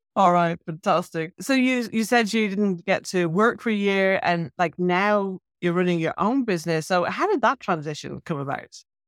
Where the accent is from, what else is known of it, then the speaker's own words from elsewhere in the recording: Ireland; I grew up in Ireland